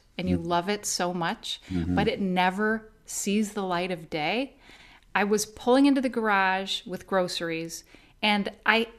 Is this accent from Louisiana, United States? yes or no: no; Naperville, Illinois, United States; I grew up in Naperville, which is a suburb of Chicago